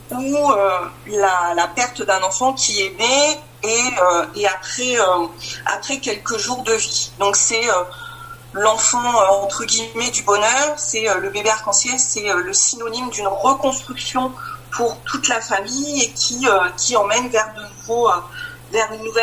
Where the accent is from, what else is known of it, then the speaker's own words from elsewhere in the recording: Grand Est, France; j'ai 44 ans, je suis de la Marne.